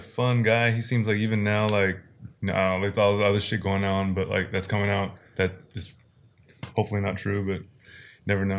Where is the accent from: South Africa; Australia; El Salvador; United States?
United States; Washington; now in South Korea; the state where we were born